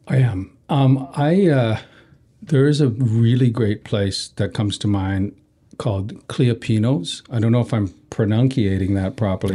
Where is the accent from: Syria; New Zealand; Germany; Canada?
Canada; we're from, you know, we're just Canadian